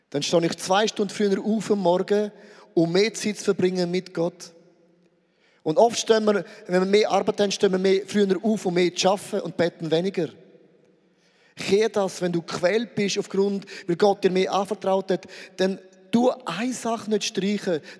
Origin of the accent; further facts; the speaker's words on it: Switzerland; Nein, wir sind Schweizer, wir sind immer, immer in Bewegung.